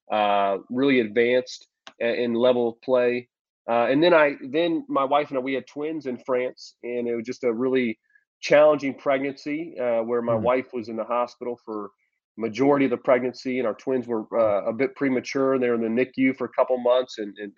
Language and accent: English; Champaign, Illinois, United States; we're back in my hometown in Champaign